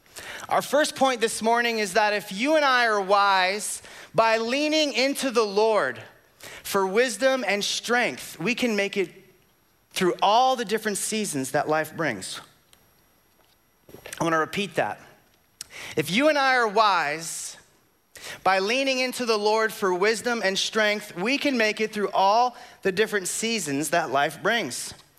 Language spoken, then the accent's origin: English; Florida, United States; Now, because we're from Florida, I need you all to use your imaginations, because here in Florida, we know that we have hot, hotter, hottest, and 3 days of cold.